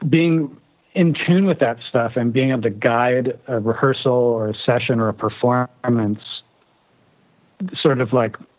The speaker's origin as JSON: {"language": "English", "country": "United States", "also_born_or_lived": "Germany", "lives_now": "Seattle, United States", "said": "it's interesting being an American living abroad"}